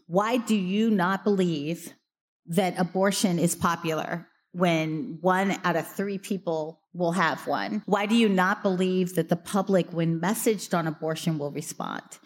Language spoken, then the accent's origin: English; Missouri, United States; my home state of Missouri